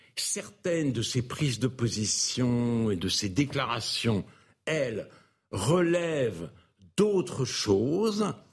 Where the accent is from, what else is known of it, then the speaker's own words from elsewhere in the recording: France; Je ne suis pas fier d'être français